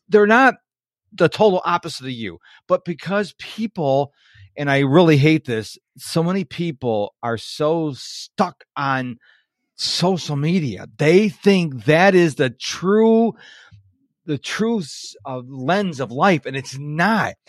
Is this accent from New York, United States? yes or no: yes; New York, United States; I was raised up in New York